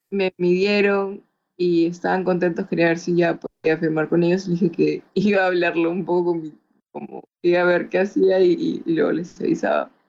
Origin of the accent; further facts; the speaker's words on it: Chiclayo, Lambayeque, Peru; also born or lived in Lima; Ah, bueno, pasa que yo crecí en Chiclayo. Eh, mi papá lo mandó a la base de Chiclayo y crecí ahí.